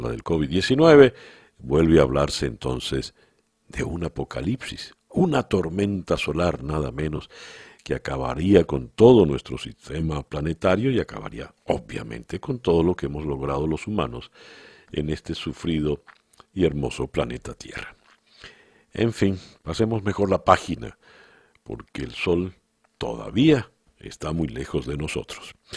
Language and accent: Spanish; Venezuela; como venezolano